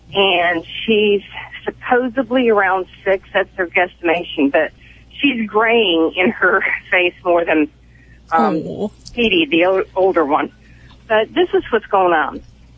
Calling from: Raleigh, North Carolina, United States; Raleigh, North Carolina.

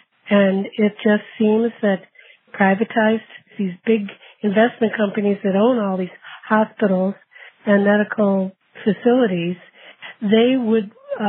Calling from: Vermont, United States; And I'm calling from Vermont

